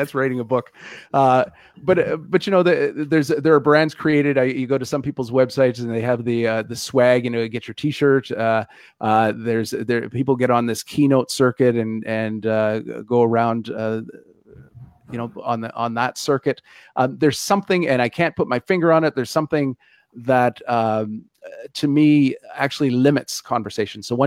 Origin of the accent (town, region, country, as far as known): Canada